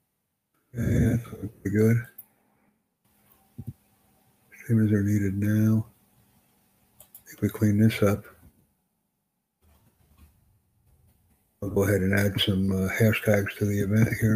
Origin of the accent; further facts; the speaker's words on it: United States; first language English; I'm from the United States